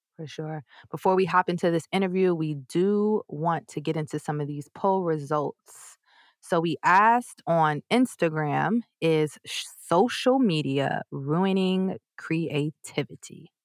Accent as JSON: {"language": "English", "region": "New York", "country": "United States", "said": "I'm from New York"}